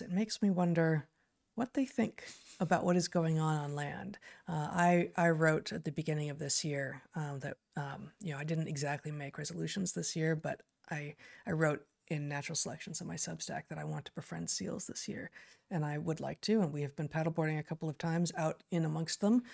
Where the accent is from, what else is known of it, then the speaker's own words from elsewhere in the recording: Southern California, United States; now in Pacific Northwest, United States; growing up in Southern California.